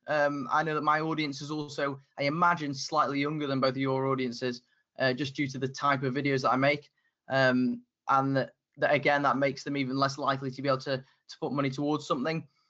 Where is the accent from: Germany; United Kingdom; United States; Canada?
United Kingdom; my accent, the fact I'm from the UK